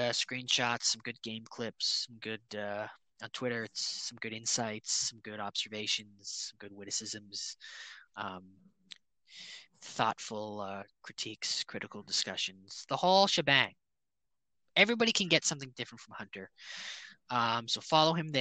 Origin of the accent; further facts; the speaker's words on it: Toronto, Ontario, Canada; I wish I wasn't from Toronto